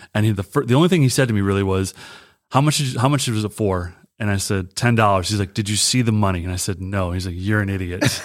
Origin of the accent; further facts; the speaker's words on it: Michigan, United States; also born or lived in Pennsylvania; I was raised in Michigan